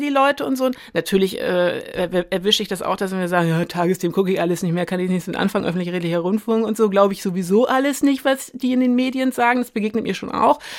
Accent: Güstrow, Mecklenburg-Vorpommern, Germany; moved away as an adult; now in Berlin, Germany; Ich komme aus Mecklenburg-Vorpommern, ich bin da im Winter 79 geboren, ich war neun, als die Mauer fiel

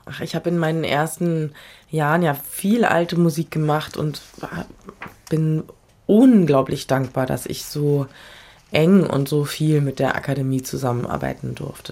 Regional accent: Berlin, Germany; also born or lived in Frankfurt; now in Vienna, Austria; ich bin ein Kind dieser Stadt

